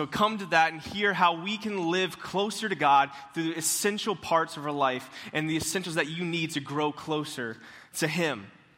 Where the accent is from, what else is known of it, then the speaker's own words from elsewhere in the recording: Tallahassee, Florida, United States; moved away; And also, I am from Tallahassee. So I don't know if you guys know where Tallahassee is. It's kind of the capital of Florida.